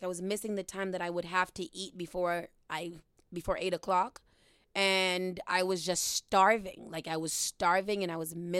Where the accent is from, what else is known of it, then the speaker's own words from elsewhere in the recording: Boston, Massachusetts, United States; I'm right from where I live now, right in Dorchester. Dorchester-Roxbury line. I think I'm technically Roxbury.